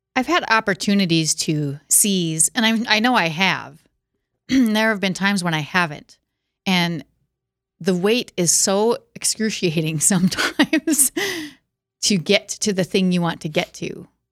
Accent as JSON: {"language": "English", "town": "Watertown", "region": "South Dakota", "country": "United States", "moved": "yes", "lives_now": "Sioux Falls, United States", "said": "I am from Watertown originally."}